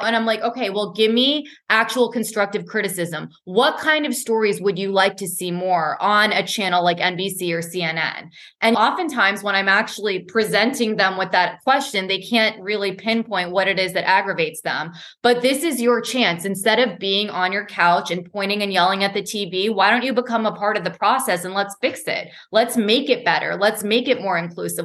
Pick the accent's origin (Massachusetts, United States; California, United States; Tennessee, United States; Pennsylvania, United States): Massachusetts, United States; Boston; moved away; I was born and raised in Boston